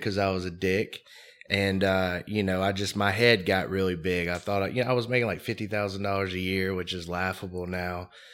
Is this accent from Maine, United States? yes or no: no; Mobile, Alabama, United States; I grew up in Mobile, Alabama